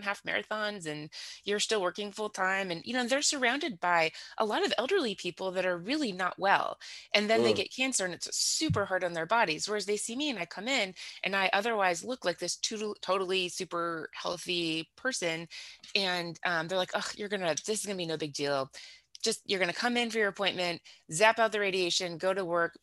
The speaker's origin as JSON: {"language": "English", "region": "Southern California", "country": "United States", "tie": "born or raised there", "accent": "valley girl", "moved": "as an adult", "lives_now": "Kansas City, United States", "said": "Born in Southern California, so in the 70s. So I grew up in Southern California in the 80s."}